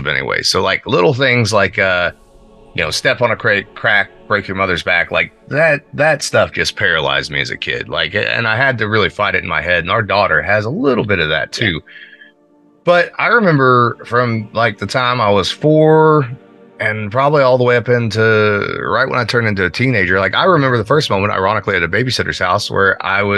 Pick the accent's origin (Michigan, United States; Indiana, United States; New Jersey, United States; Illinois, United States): Indiana, United States; Pekin; growing up in Pekin